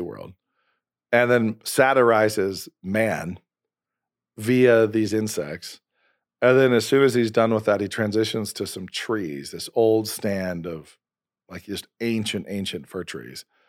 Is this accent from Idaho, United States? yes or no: yes; Idaho, United States; I'm from Idaho